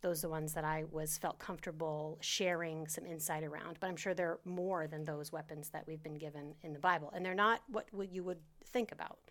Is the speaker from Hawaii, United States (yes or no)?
no; Maine, United States; moved away as an adult; also born or lived in New Hampshire; now in Florida, United States; grew up in Maine my whole life